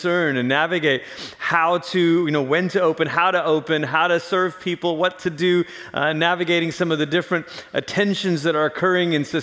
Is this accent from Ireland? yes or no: no; Malaysia; moved away as an adult; also born or lived in Portland, Oregon / Tulsa, Oklahoma; now in Colorado Springs, United States; But I grew up in Malaysia. Malaysia is where I'm actually from originally